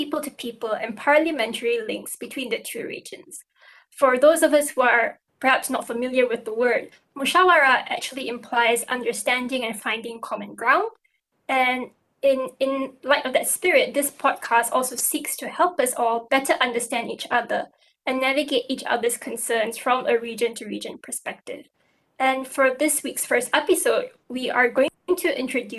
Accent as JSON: {"language": "English", "country": "Malaysia", "moved": "yes", "lives_now": "Singapore", "said": "I'm a Malaysian who is working in Singapore"}